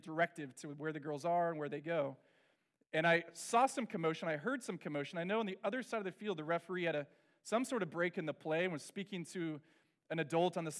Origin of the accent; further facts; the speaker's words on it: Orange County, California, United States; I grew up in Orange County